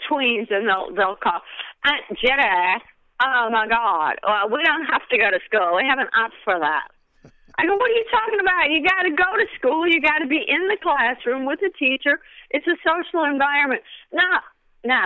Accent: Oak Park, Illinois, United States; I was born in Oak Park, Illinois, which is also the home of Ernest Hemingway and Frank Lloyd Wright

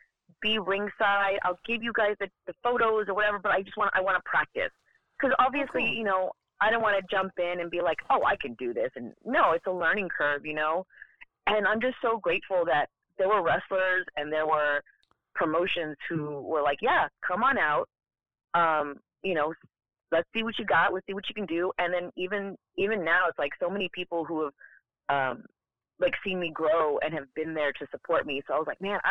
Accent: San Antonio, Texas, United States; also born or lived in Los Angeles; I'm originally from San Antonio, Texas, and from there I kind of like have lived basically in the major cities of Texas. I moved around a lot.

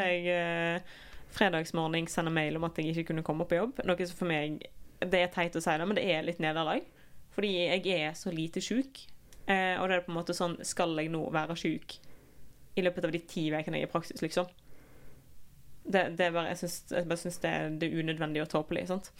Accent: Norway; vi er nordmenn

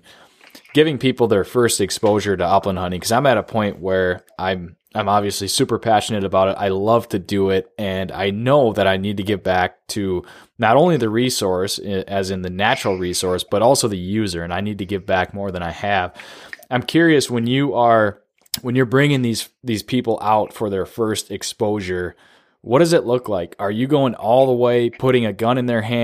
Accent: the Northwoods, United States; lots of people did growing up in the Northwoods

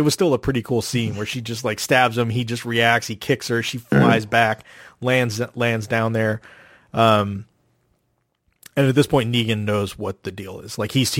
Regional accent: the South, United States; especially growing up in the South where you don't have like snow and winter and things like

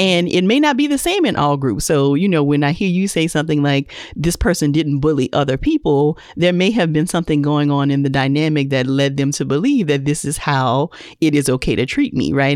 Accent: Louisiana, United States; now in Atlanta, United States; I'm in Atlanta, but I'm originally from Louisiana

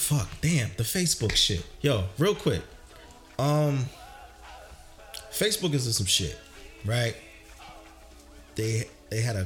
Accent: New Jersey, United States; I'm from Jersey

